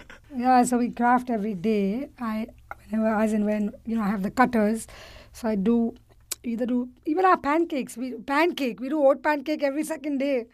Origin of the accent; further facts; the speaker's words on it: India; moved away; I grew up in India with a cook